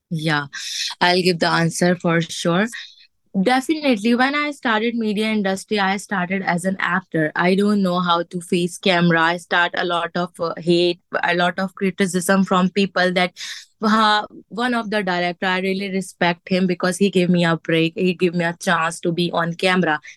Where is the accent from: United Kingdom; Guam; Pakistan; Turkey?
Pakistan; moved away as an adult; also born or lived in Singapore; now in Dubai, United Arab Emirates; I'm from Pakistan